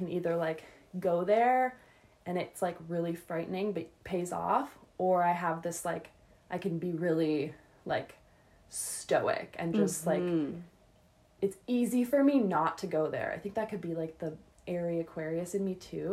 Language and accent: English; Calgary, Alberta, Canada; I was born on February 18th, 1995 in Calgary, Alberta, at 10:17 in the morning